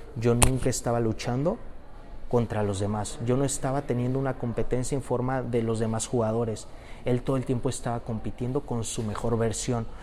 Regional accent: Mexico; Yo soy mexicano

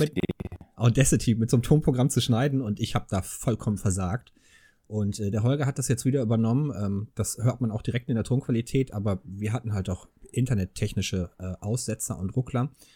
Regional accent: Ruhr area, North Rhine-Westphalia, Germany; now in Engelskirchen, Germany; ich bin ja im Ruhrgebiet geboren worden

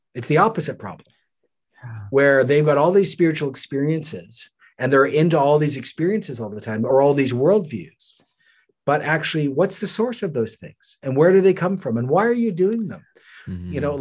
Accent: Canada; I'm Canadian

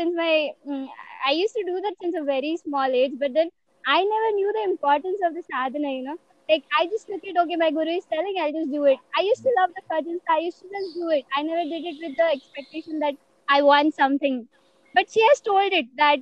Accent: Mumbai, Maharashtra, India; also born or lived in Pune; I come from Mumbai

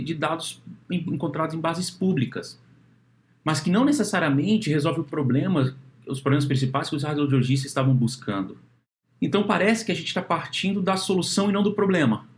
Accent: Brasília, Federal District, Brazil; moved away; eu sou de Brasília

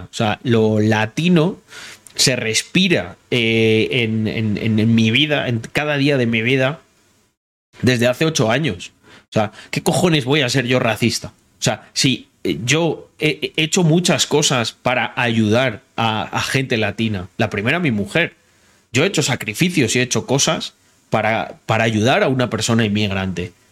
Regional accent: Morocco; now in Spain; yo veo eh, que España a nivel de inseguridad cada vez se parece más a Marruecos. Y te lo digo porque soy marroquí.

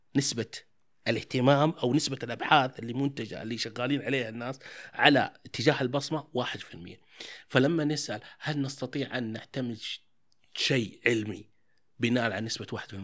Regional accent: Taif, Makkah Province, Saudi Arabia; عندنا احنا انا من الطائف

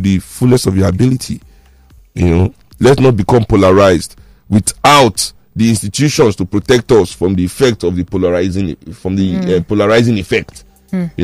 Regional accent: Nigeria; as Nigerian people

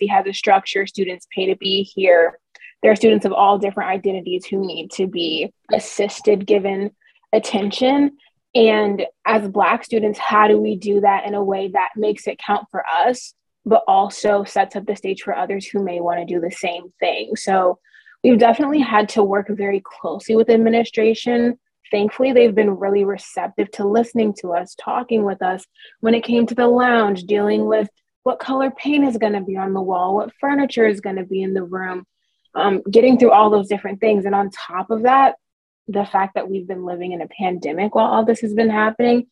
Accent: Minnesota, United States; moved away as an adult; I grew up in Minnesota, and I graduated with a class of 12 people in 2017 from my high school.

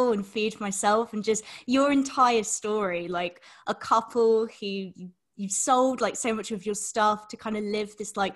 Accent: United Kingdom; being from the UK

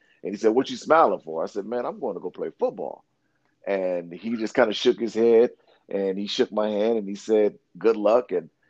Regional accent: San Diego, California, United States; growing up in Southeast San Diego, it wasn't all hunky-dory

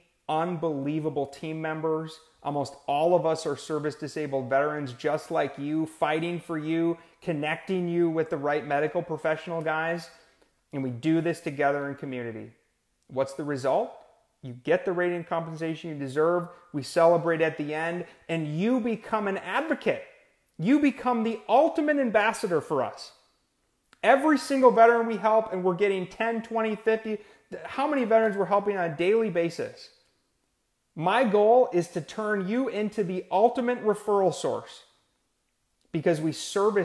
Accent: Brainerd, Minnesota, United States; now in Austin, United States; I'm from Minnesota, born and raised in Brainerd, Minnesota. I live in Austin, Texas now

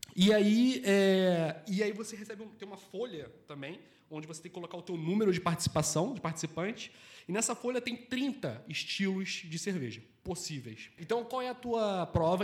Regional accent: Rio de Janeiro, Brazil; moved away as an adult; also born or lived in Portugal; now in Porto, Portugal; eu sou do Rio de Janeiro. Eu tenho 33 anos, vivi 30 anos no Rio de Janeiro, tenho 3 anos e pouco aqui de Portugal

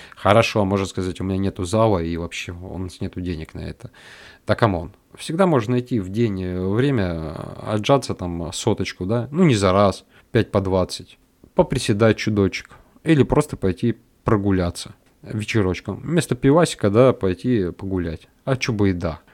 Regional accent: North Caucasus, Russia; я вырос на юге России, э, на Кавказе

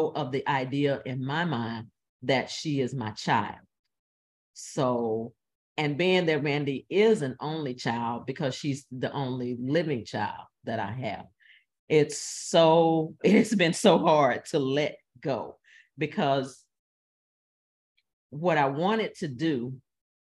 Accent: the South, United States; now in St. Louis, United States; I'm from the South.

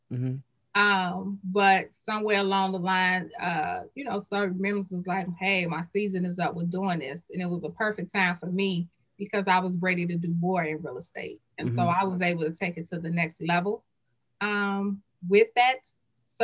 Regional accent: Chicago, Illinois, United States; also born or lived in Roseland, Chicago; born and raised in Englewood and who live in Roseland

